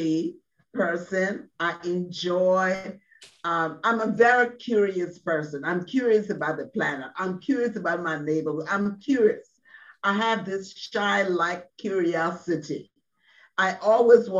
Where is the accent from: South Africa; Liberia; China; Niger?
Liberia; moved away as an adult; now in United States; I'm from Liberia, West Africa